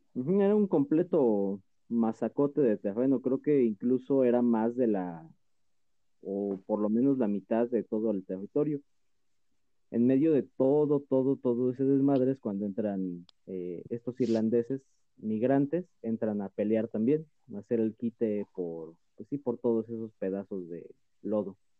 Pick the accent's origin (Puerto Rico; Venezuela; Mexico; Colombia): Mexico; aquí en México hablamos una mezcla entre español, árabe y agua